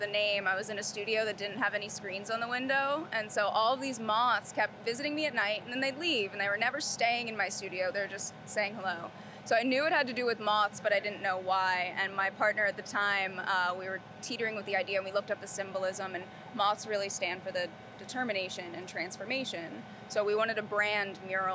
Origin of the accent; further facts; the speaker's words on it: Philadelphia, Pennsylvania, United States; now in Charlotte, United States; When I came down here, I'm originally from Philadelphia, and I came from a city of murals.